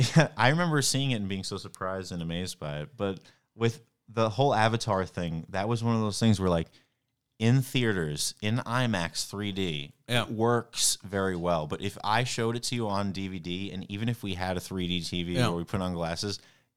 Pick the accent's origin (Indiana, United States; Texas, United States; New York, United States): New York, United States; Well, I'm from New York. I know all the mob movies.